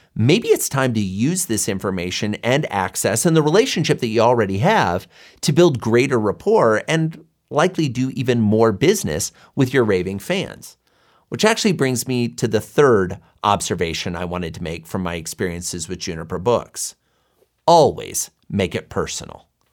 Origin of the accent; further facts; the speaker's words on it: Boulder, Colorado, United States; my hometown of Boulder, Colorado